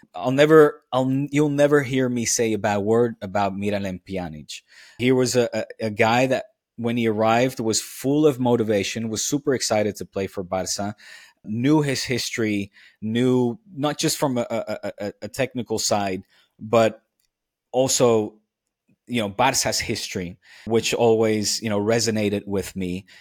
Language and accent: English; The Hague, South Holland, Netherlands; now in Catalonia, Spain; I grew up in Den Haag